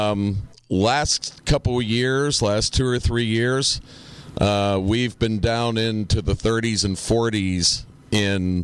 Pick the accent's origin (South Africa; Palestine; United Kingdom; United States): United States; Pittsburgh, Pennsylvania; moved away; till the time I moved from Pittsburgh